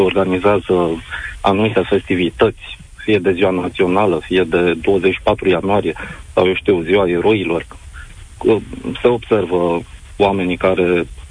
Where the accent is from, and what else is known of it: Romania